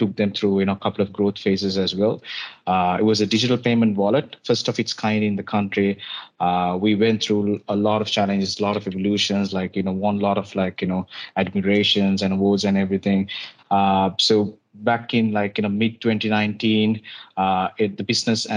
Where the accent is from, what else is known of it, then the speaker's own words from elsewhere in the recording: Sri Lanka; moved away as an adult; now in Singapore; from Sri Lanka. Moved to Singapore in 2019.